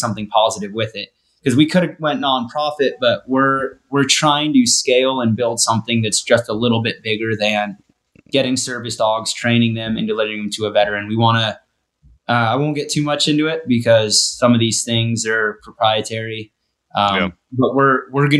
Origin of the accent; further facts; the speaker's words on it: Sierra Nevada mountain ranges, Kennedy Meadows, California, United States; moved away as an adult; also born or lived in Northwest Wyoming; now in Wyoming, United States; I live in Northern Wyoming, Northwest Wyoming. And so I grew up in the Sierra Nevada mountain ranges up by Kennedy Meadows